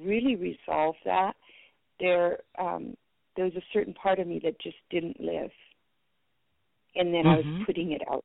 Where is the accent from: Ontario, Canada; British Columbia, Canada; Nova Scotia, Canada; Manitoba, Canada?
Manitoba, Canada; first language French; English is a second language; also born or lived in Belgium; at my age of 8, we immigrated from Belgium to Canada, and I had to leave my grandparents behind.